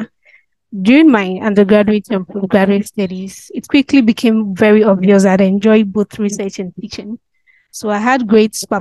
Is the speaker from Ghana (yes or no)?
yes; Tikrum, Ashanti, Ghana; I'm from the Ashanti region of Ghana, specifically Tikrum.